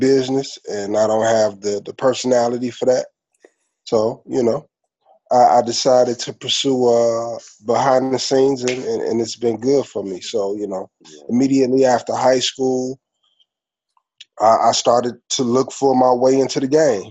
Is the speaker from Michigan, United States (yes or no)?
yes; Detroit, Michigan, United States; Born and raised in Detroit, you know, went to Detroit Public Schools